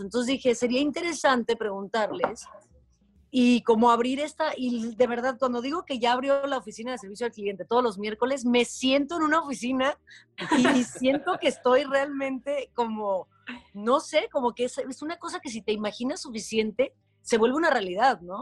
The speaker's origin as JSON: {"language": "Spanish", "town": "Guadalajara", "region": "Jalisco", "country": "Mexico", "tie": "born or raised there", "moved": "yes", "said": "Nací, crecí en Guadalajara"}